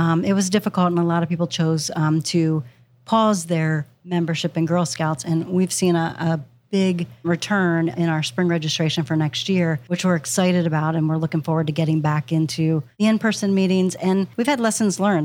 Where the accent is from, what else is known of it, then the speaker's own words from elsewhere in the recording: Pennsylvania, United States; moved away as an adult; now in Ohio, United States; I'm from Pennsylvania originally